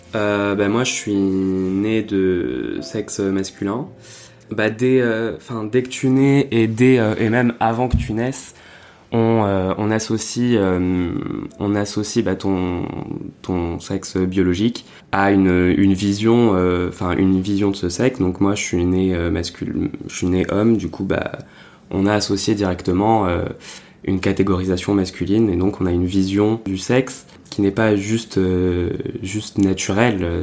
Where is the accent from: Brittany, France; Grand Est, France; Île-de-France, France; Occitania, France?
Occitania, France; Perpignan; now in Paris, France; Je viens de Perpignan à la base